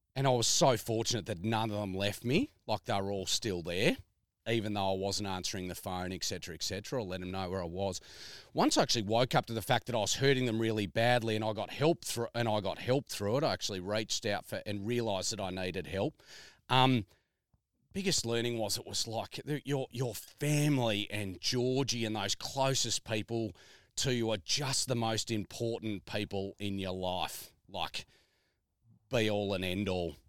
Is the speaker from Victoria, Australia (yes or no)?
yes; Melbourne, Victoria, Australia; moved away; Melbourne born and bred